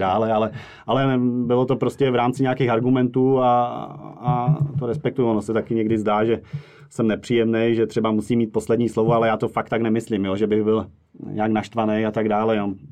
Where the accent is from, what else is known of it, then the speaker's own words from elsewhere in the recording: Moravia, Czechia; moved away as an adult; now in Prague, Czechia; já jsem původem z Moravy a v Praze žiju nějakých 13 let